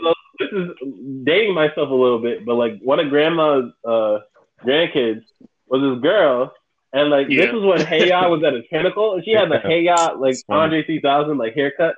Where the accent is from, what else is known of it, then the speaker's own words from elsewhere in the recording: Bridgeport, Connecticut, United States; when I was young, growing up in Connecticut, back in, when I was living in Bridgeport, I believe I was about 5 to 7